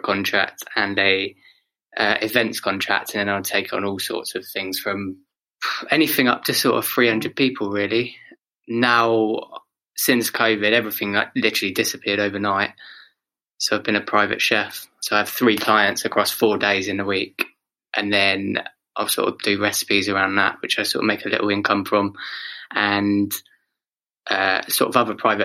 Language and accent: English; Oxford, South East England, United Kingdom; I grew up in Oxford